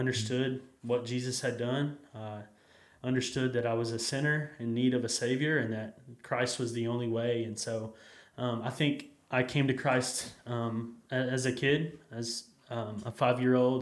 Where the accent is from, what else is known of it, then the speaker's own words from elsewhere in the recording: Jacksonville, Texas, United States; I grew up in Jacksonville, Texas, just about an hour from here